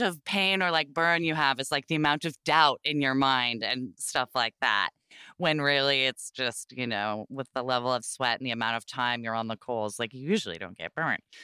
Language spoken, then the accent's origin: English; Portland, Oregon, United States; I grew up in Portland, Oregon